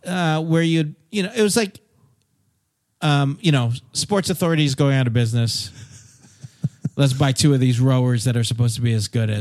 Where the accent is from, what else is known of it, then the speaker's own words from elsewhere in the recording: Fiji; You're being so determined. I grew up in Fiji.